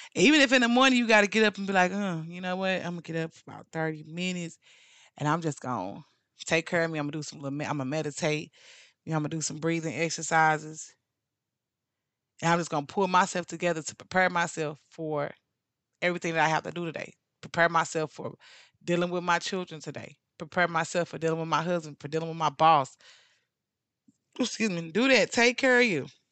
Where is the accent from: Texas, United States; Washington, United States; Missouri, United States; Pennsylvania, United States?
Missouri, United States; St. Louis; now in Dallas–Fort Worth, United States; my hometown of Saint Louis